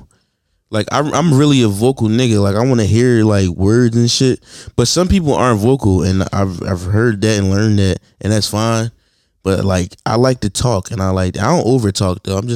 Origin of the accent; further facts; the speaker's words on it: Philadelphia, Pennsylvania, United States; Philly, I'm from Philly. We from Philly.